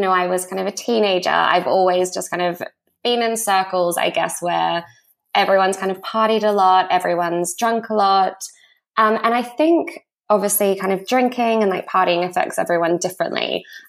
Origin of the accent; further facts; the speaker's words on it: Australia; moved away as an adult; also born or lived in Sydney, Australia / New York, United States; now in London, United Kingdom; I'm Australian and I'm 29. I actually moved to London when I was 20 and then moved back to Sydney for a few years